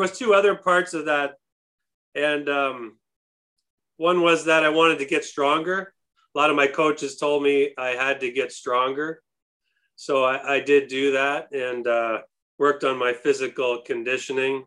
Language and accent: English; Kitchener, Ontario, Canada; I grew up in Kitchener, Ontario